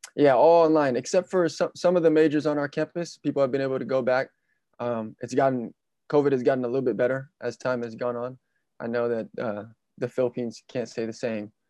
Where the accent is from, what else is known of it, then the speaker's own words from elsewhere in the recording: Vallejo, California, United States; I'm still in my hometown of Vallejo, California